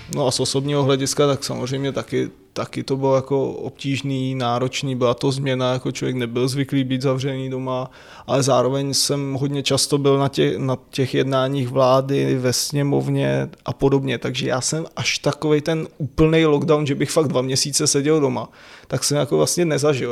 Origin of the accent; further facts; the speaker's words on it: Rokycany, Plzeň Region, Czechia; now in Prague, Czech Republic; odkud pocházím, říkal, že jsem z Rokycan